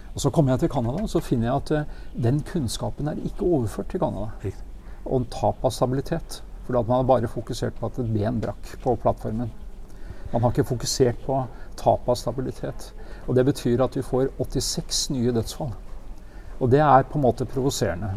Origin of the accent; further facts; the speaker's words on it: Norway; jeg kom fra Norge